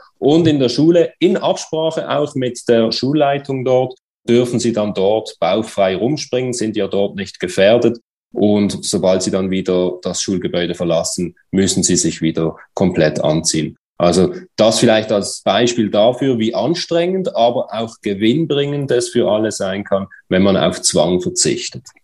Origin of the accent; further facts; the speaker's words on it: Switzerland; Bei uns in der Schweiz